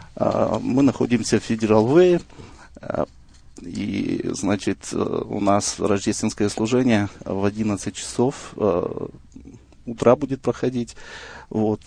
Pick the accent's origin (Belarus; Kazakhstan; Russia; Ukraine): Kazakhstan; я родом из Казахстана